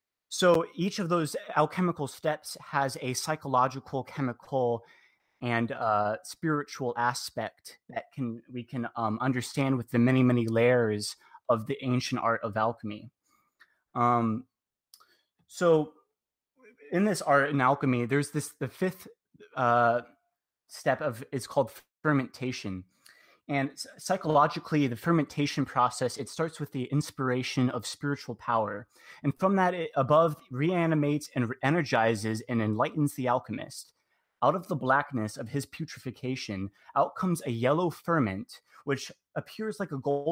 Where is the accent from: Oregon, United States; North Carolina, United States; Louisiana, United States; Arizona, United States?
Arizona, United States; Mesa; I'm from Mesa, Arizona.